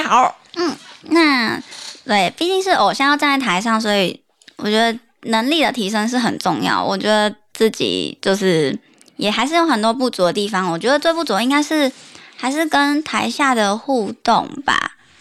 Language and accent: Chinese; Tainan, Taiwan; 我本身是台南人的关系